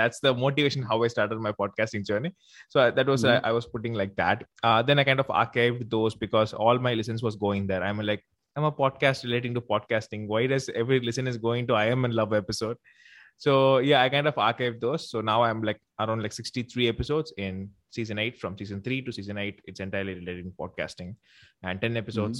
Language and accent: English; South India, India; first language Tamil; English is a second language; So it's in my regional language, Tamil. So I'm from India. So I'm from South India.